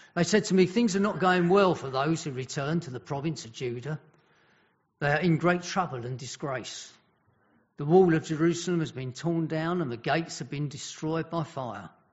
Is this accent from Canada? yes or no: no; Welsh, Wales, United Kingdom; being Welsh